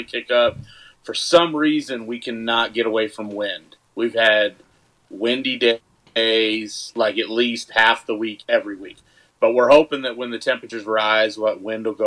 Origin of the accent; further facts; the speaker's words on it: the Bay Area, California, United States; was born in the Bay.